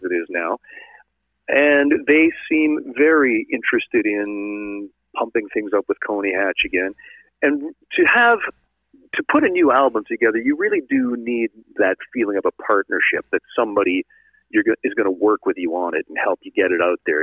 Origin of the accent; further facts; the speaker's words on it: Sault Ste. Marie, Ontario, Canada; I'm originally from Sault Ste. Marie